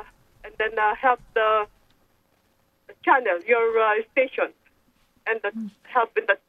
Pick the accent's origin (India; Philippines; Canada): Philippines; now in Cape Cod, United States; I grew up in the Philippines.